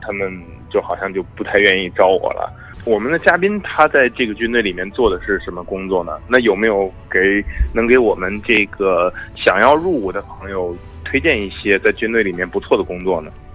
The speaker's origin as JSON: {"language": "Chinese", "country": "China", "moved": "as an adult", "lives_now": "United States", "said": "我是中国来的"}